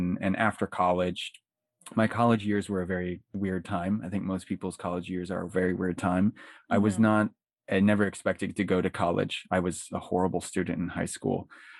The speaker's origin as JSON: {"language": "English", "town": "New Port Richey", "region": "Florida", "country": "United States", "tie": "born or raised there", "said": "So yeah, I grew up, I was born and raised in Newport Richey, Florida, which is in Pasco County."}